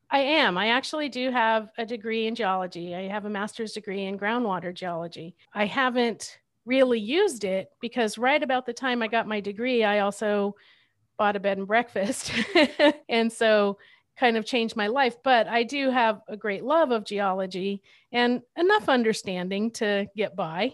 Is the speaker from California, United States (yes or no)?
yes; Southern California, United States; I grew up in Southern California